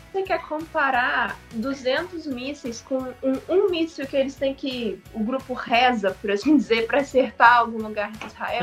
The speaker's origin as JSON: {"language": "Portuguese", "country": "Brazil", "said": "eu, como brasileira"}